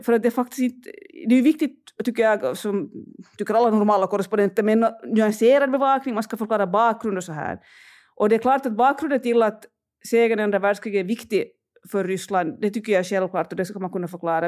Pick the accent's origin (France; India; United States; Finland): Finland; now in Russia; för mig som finländare